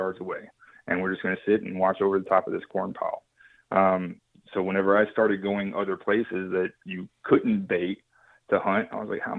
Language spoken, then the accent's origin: English; West Texas, United States; moved away as an adult; also born or lived in Oklahoma / Alaska / Hawaii; now in North Carolina, United States; where I grew up in West Texas